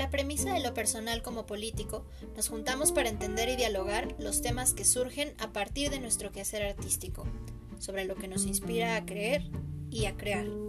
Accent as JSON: {"language": "Spanish", "country": "Mexico", "said": "nuestra experiencia como mujeres mexicanas"}